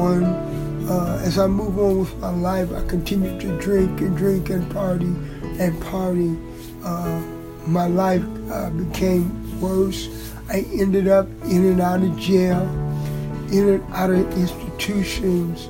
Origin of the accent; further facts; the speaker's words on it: Springfield, Ohio, United States; I'm from Springfield, Ohio.